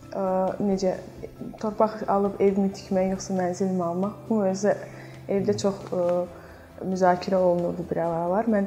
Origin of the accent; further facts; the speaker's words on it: Baku, Azerbaijan; also born or lived in Zardab / Florence, Italy; Zərdəb şəhərində doğulmuşam. Bakıda böyümüşəm.